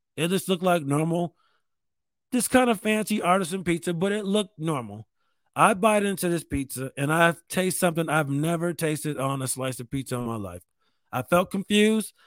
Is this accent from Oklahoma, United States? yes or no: no; New York, United States; I'm from New York State.